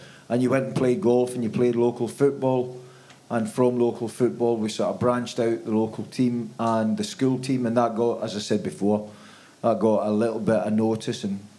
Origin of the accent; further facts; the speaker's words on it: Stranraer, Scotland, United Kingdom; moved away; where I grew up in Scotland's fairly remote, so very similar to what Cornwall would be in England.